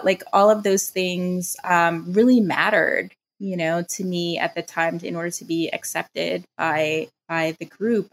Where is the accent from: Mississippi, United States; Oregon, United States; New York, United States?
New York, United States; New York City; also born or lived in Long Island, New York; I am a native New Yorker. I grew up in the Bronx. I was born there and was there for about 10 years until my family moved us to the suburbs of Long Island.